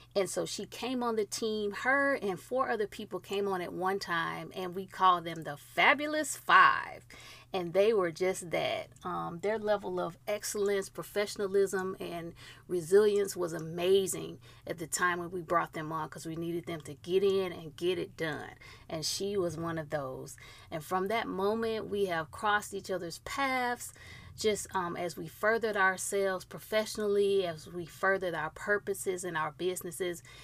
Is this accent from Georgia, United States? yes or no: yes; Georgia, United States; the great state of Georgia, my home state